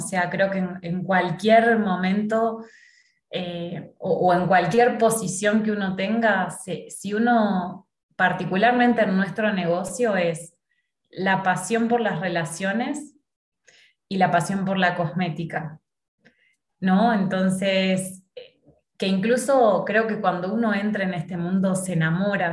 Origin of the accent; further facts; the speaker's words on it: Argentina; moved away as an adult; now in Mexico; yo soy argentina